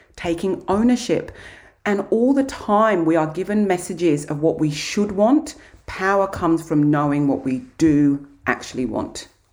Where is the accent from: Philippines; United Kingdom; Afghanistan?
United Kingdom; Kent, South East England; now in Australia; I grew up in Kent, in England.